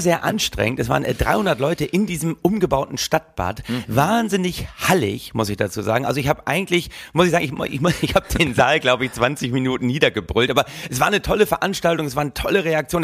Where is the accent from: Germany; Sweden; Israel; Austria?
Germany; als Deutsche